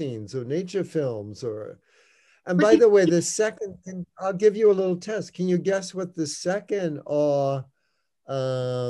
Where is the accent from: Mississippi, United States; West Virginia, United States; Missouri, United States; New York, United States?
New York, United States; I grew up in New York, went to every Broadway show